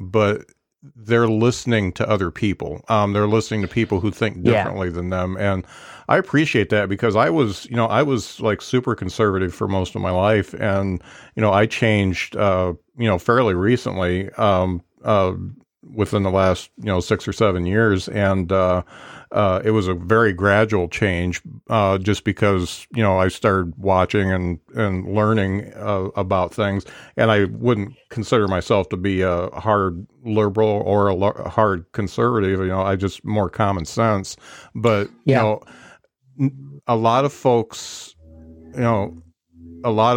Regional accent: Indiana, United States; I was born and raised in Indiana

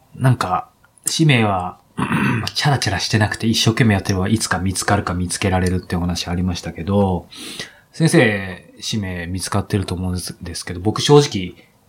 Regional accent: Japan; 僕もですけど、日本に生まれたって意味では統一してると思うんですけど

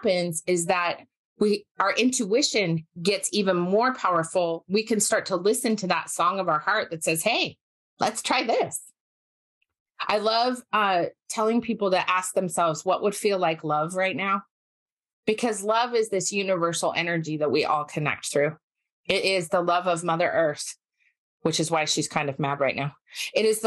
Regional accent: Park City, Utah, United States; moved away; also born or lived in Salt Lake City, Utah; I was born and raised in Utah. I grew up in Park City, mostly in Park City, but some in Salt Lake until I was about 11

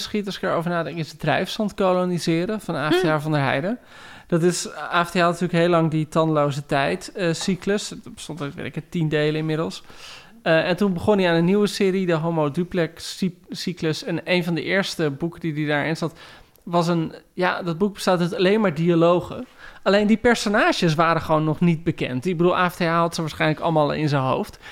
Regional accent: Heerewaarden, Gelderland, Netherlands; ik groeide op in Heerengewaard

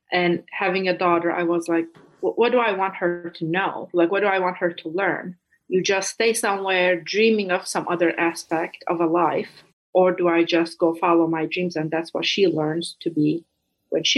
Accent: Istanbul, Turkey; English is a second language; moved away as an adult; also born or lived in Iowa / East Coast, United States; now in United States; I'm born and raised in Istanbul, Turkey, moved to US for graduate school when I was 22

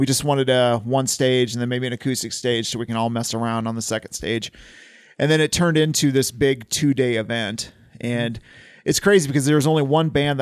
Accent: Fremont, United States; I'm from Fremont

